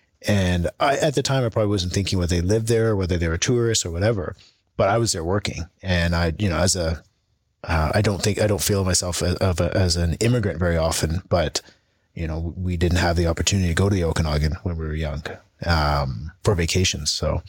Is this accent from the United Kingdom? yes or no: yes; England, United Kingdom; born there; No, I was born in England.